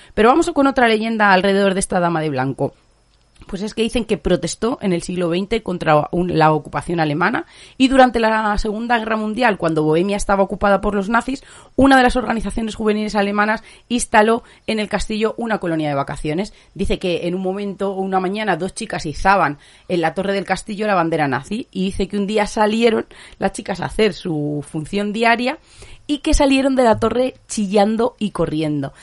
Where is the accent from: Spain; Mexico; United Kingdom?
Spain; muy españoles, como muy de nuestra cultura